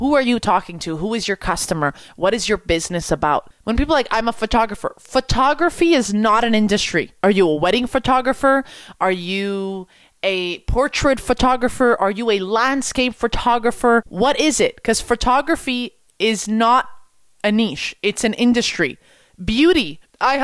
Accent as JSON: {"language": "English", "region": "Quebec", "country": "Canada", "said": "I'm from Quebec. I speak French."}